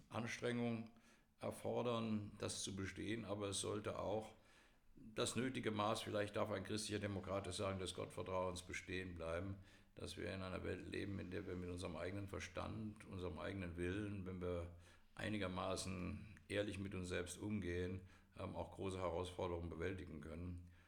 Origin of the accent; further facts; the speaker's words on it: Eschborn, Hesse, Germany; In meiner Heimatstadt Eschborn hatte die SPD regelmäßig um die 65, 70 Prozent der Stimmen.